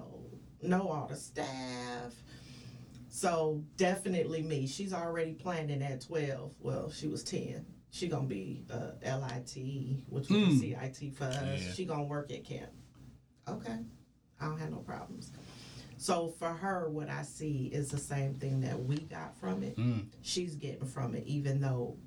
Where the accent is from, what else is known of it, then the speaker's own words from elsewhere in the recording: the Bay Area, California, United States; I am from the Bay